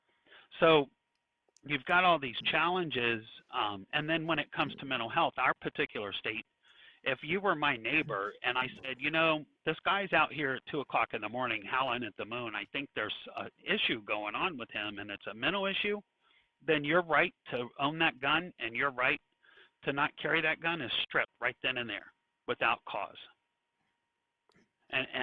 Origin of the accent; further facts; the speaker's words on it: Virginia Beach, Virginia, United States; now in Texas, United States; I'm from the Virginia Beach, North Outer Banks area